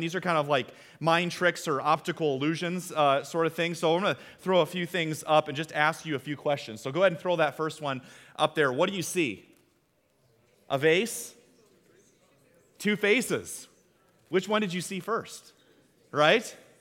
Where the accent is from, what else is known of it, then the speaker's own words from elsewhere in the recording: Iowa, United States; We're from Iowa